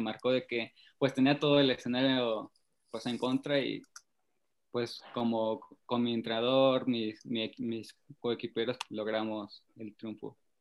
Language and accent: Spanish; Temoaya, State of Mexico, Mexico; mi papá nos llevó un día a una concentración para que estaban haciendo para Beijing, al centro ceremonial de Tomí, que es un centro donde se concentran muchos boxeadores y marchistas, aquí en Temoaya